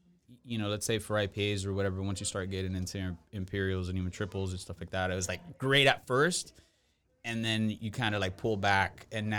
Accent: Kendall, Florida, United States; I grew up in Kendall, well, high school years, like 17 and around that age, grew up in Kendall.

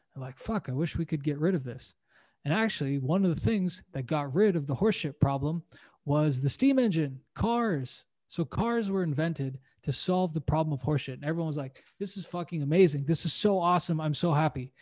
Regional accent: Canada; also born or lived in United States / New Zealand; now in Playa del Carmen, Mexico; I was born and raised in Canada

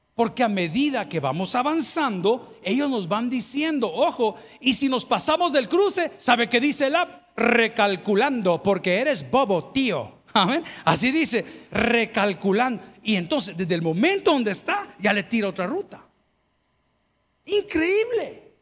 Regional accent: El Salvador; nos llevaron al liceo salvadoreño, nos daban clases de natación

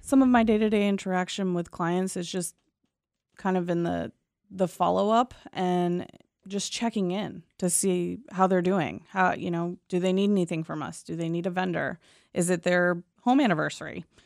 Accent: Southern Maine, United States; I'm born and raised in Southern Maine

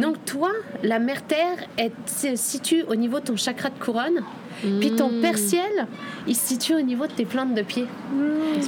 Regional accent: Indonesia; moved away; J'ai passé toute mon enfance en Indonésie

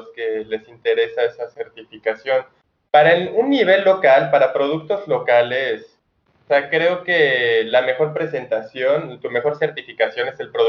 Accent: Mexico City, Mexico; Yo vengo de la Ciudad de México y como todos los que nos venimos al interior del país, ya sabes, la típica de ya estaba harta de, de la contaminación

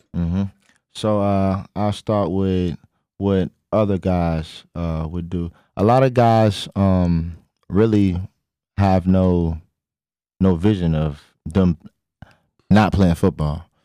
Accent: Richmond, Virginia, United States; I'm from Richmond, Virginia

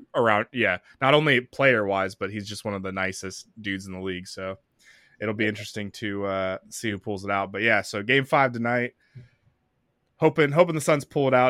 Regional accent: Arizona, United States; moved away; also born or lived in Orlando, Florida; I grew up watching in Arizona

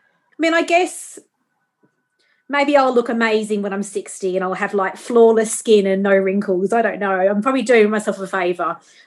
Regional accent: Australia; obviously I'm from Australia, yes, but I'm not tanned.

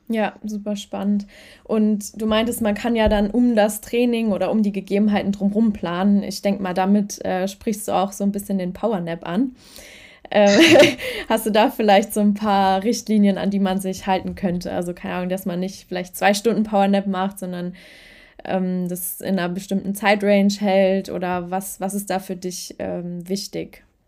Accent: Germany; bei uns in Deutschland

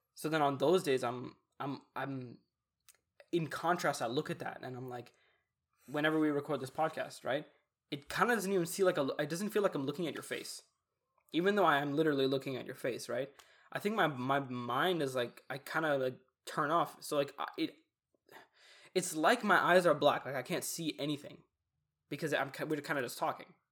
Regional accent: Texas, United States; I'm Texan

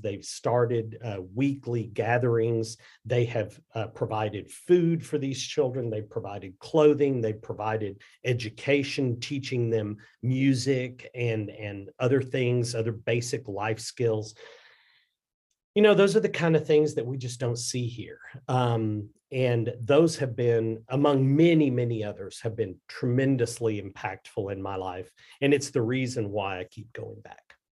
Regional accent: United States; I grew up in this country. I am as American as, uh, you know, uh, uh, hot dogs and, and baseball and apple pie

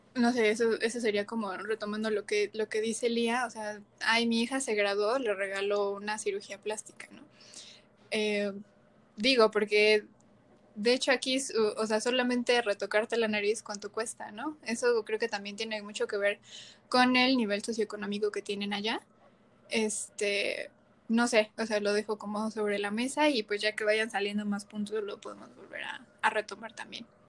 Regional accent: Mexico; nosotros nosotras como mexicanas

